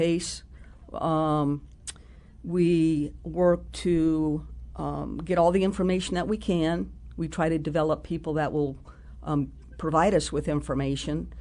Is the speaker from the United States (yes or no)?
yes; New Mexico, United States; moved away; I grew up in New Mexico